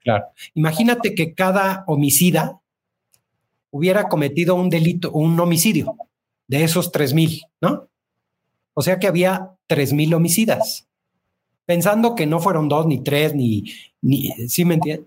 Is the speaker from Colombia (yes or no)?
no; Mexico; vamos a seguir siendo los mismos mexicanos